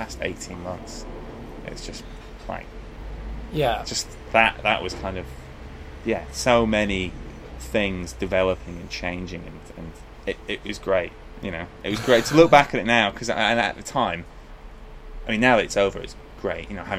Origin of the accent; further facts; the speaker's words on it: England, United Kingdom; You know, I'm from England, and we were having children a lot older.